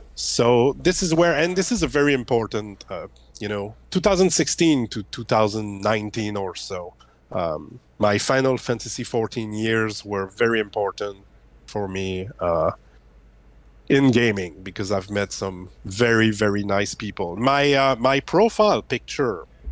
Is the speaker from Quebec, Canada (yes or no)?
yes; Quebec, Canada; English is a second language; I'm from Quebec, Canada.